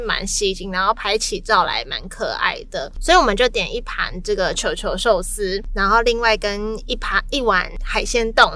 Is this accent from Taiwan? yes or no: yes; Taiwan; 我台湾人